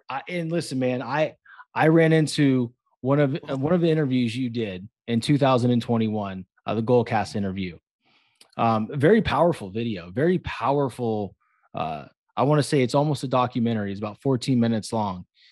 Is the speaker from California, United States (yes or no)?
yes; Concord, California, United States; moved away; I grew up in a place called Concord